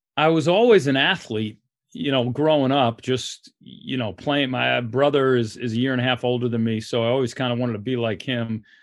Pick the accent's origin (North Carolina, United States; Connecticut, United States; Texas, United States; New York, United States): New York, United States; New York City; moved away; Growing up in New York